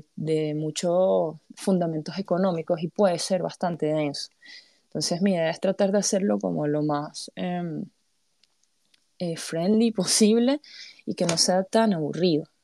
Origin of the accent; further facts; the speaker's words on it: Panama; vengo de Panamá